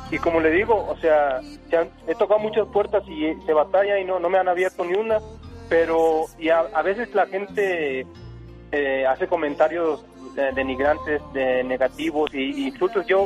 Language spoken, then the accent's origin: Spanish; Monterrey, Nuevo León, Mexico; Yo soy originario de Monterrey, Nuevo León.